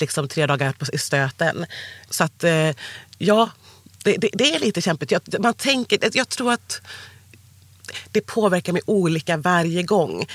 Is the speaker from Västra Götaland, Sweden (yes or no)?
yes; Sandared, Västra Götaland, Sweden; accent: västgötska; also born or lived in Cali, Colombia; Jag, jag föddes i Colombia, i Cali. Kom hit 86, född 85. Och sen så ja, då, då växte jag upp lite utanför Borås, mm. eh, istället som heter Sandared.